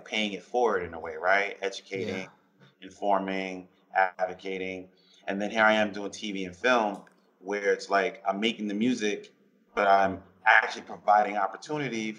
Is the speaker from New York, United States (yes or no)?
yes; New York, United States; I grew up in New York